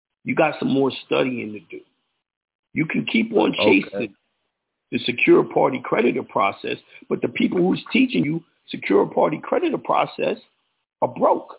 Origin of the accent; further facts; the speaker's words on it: New York, United States; I'm from New York